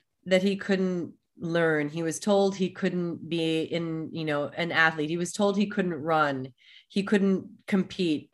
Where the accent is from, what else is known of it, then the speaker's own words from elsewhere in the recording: Germany; moved away; my heritage is I was born in Germany.